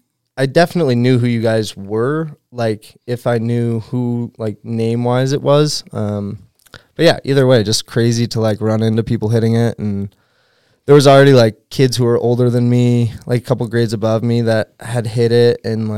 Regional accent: Newburyport, Massachusetts, United States; Great place to grow up. It's absolutely beautiful. And for me, it was ideal because there was a skate park in my hometown.

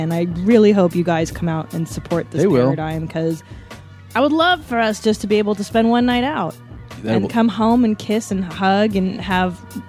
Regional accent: Windsor, Ontario, Canada; now in United States; I was born in Windsor, which is not Vancouver.

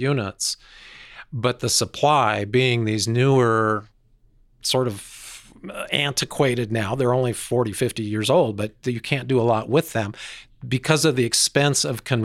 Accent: Denver, Colorado, United States; I grew up in Denver.

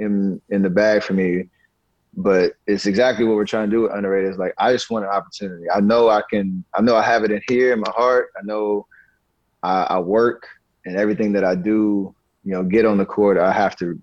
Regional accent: Charlotte, North Carolina, United States; growing up in Charlotte

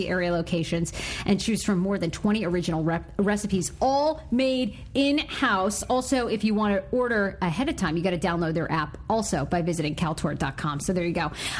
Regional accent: Maine, United States; I grew up in Maine.

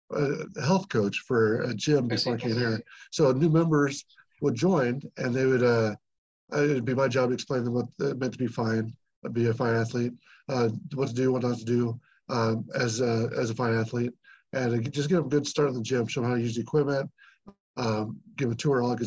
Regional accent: Newton, United States; I'm from Newton originally

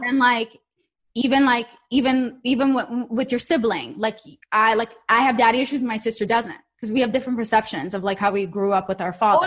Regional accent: Saint Petersburg, Russia; English is a second language; moved away; I'm from St. Petersburg.

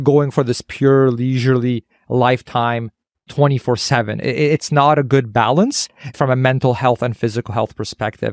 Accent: Canada

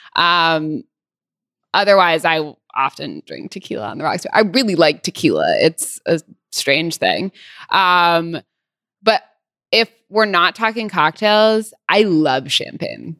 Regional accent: Santa Barbara, California, United States; also born or lived in Los Angeles; I am from Santa Barbara. Well, I lived in L A until I was eight, and then we moved to Santa Barbara

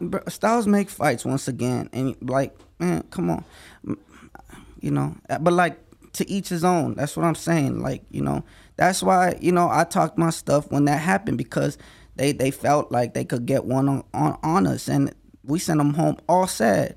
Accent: Las Vegas, Nevada, United States; I'm from Las Vegas

